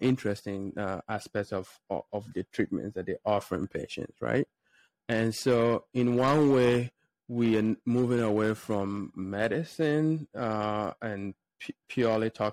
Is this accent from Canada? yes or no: no; Ghana; now in United States; I grew up in a small village in Ghana. So I guess I consider myself Ghanaian, even though I've been in the United States for about 11 years now